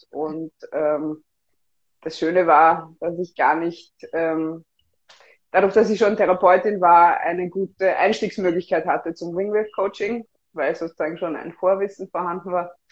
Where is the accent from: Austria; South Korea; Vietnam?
Austria; Vienna; moved away as an adult; now in Berlin, Germany; Ich komme ursprünglich aus Wien. Ich lebe jetzt seit einem Jahr in Berlin.